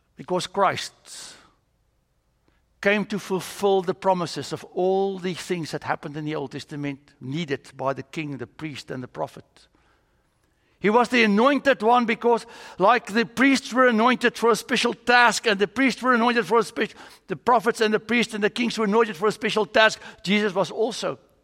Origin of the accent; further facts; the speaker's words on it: South Africa; moved away as an adult; now in United States; I'm from South Africa